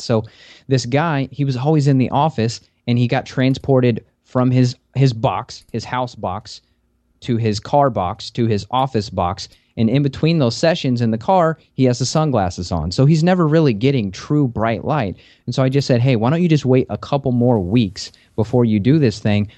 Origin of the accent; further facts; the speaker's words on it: Kentucky, United States; also born or lived in Las Vegas; I'm from Kentucky, where it's a temperate forest